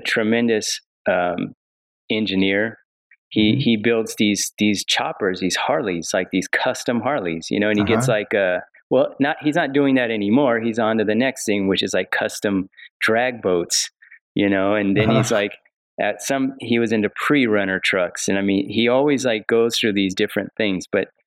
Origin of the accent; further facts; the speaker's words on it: Rialto, California, United States; I grew up in a city called Rialto. It's like an hour east